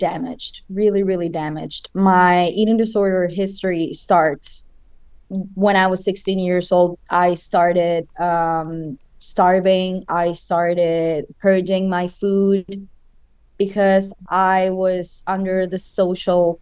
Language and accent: English; Chile; moved away as an adult; now in United States; I'm originally from Chile. That's my home country